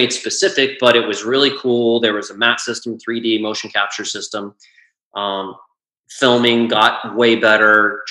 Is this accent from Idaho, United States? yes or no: yes; outside of Boise, Idaho, United States; I grew up outside of Boise, Idaho, and was a soccer and tennis player. And we had one golf course in my little hometown